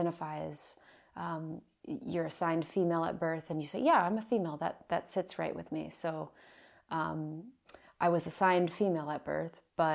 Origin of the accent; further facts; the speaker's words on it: Virginia Beach, Virginia, United States; moved away; I am from Virginia Beach, Virginia, a place in on the east coast of the United States. And I was born there